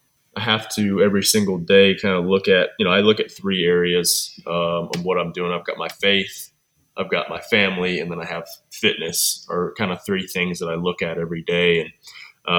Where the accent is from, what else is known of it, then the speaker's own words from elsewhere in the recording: Cookeville, Tennessee, United States; also born or lived in Michigan; When I was four and a half, we moved to Cookeville, and I've been here ever since, so about 30 years